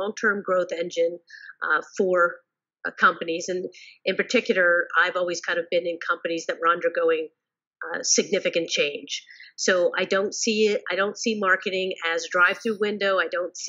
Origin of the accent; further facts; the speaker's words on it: New York, United States; I'm a New Yorker at heart